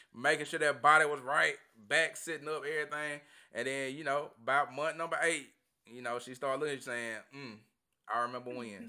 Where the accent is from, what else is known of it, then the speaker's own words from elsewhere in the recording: Tupelo, Mississippi, United States; my hometown, Tupelo.